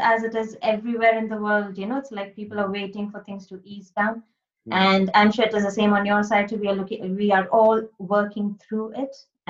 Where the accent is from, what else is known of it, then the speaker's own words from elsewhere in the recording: India; moved away; I'm from India. I was born and brought up in India, and that is where most of my studies have been.